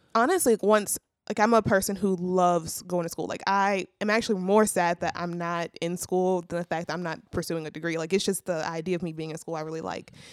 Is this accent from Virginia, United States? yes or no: no; Zachary, Louisiana, United States; moved away as an adult; also born or lived in Alexandria, Louisiana; I'm from Zachary, Louisiana